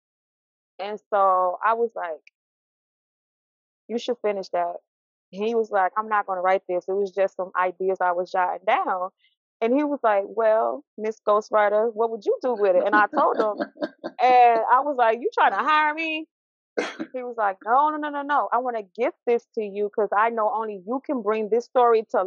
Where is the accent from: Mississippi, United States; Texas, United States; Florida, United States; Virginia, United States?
Mississippi, United States; moved away as an adult; now in Pennsylvania, United States; Born and raised in Mississippi. I relocated to Pennsylvania in 2013